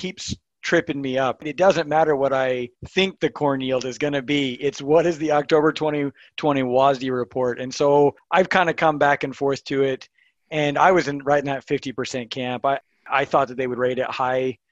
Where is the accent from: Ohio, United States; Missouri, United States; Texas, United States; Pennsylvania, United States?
Missouri, United States; now in Kearney, United States; I'm actually from Missouri, but live here in central Nebraska, Kearney.